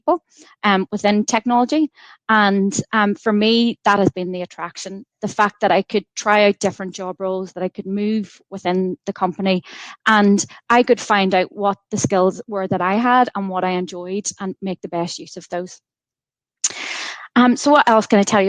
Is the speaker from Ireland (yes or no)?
yes; County Monaghan, Ulster, Ireland; moved away as an adult; also born or lived in Coleraine / Ohio; now in Belfast, United Kingdom; I was born in County Monaghan and I went to school down in the Republic of Ireland